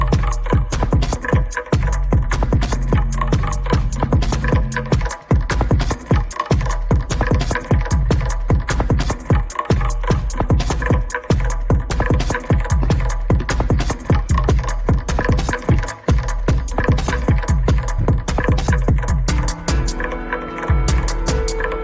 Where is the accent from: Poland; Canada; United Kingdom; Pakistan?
Poland; Warsaw, Masovian Voivodeship; English is a second language; now in Berlin, Germany; I come from Warsaw. I'm based in Berlin now.